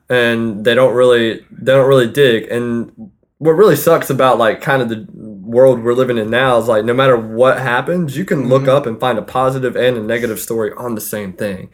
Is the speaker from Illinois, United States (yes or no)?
no; Fayetteville, North Carolina, United States; moved away; I'm from Fayetteville, North Carolina